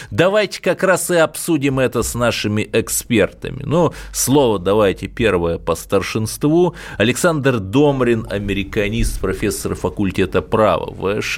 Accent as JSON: {"language": "Russian", "town": "Cherepovets", "region": "Vologda Oblast", "country": "Russia", "said": "я простой парень из Череповца."}